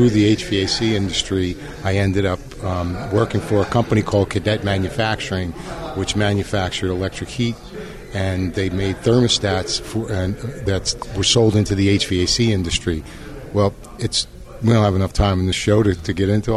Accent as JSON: {"language": "English", "town": "New York City", "region": "New York", "country": "United States", "tie": "born or raised there", "also_born_or_lived": "Philadelphia", "moved": "as an adult", "said": "I was born and raised in New York City, raised my kids in Philadelphia"}